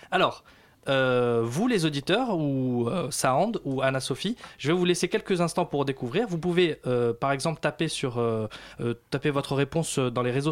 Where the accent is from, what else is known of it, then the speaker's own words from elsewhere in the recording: Germany; first language German; French is a second language; also born or lived in Munich; now in Leipzig, Germany; Je suis allemande.